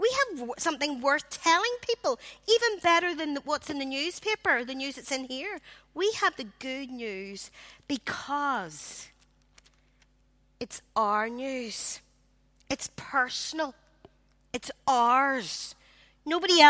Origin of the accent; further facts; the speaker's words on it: Belfast, Northern Ireland, United Kingdom; I grew up in the Congregational Church in Belfast.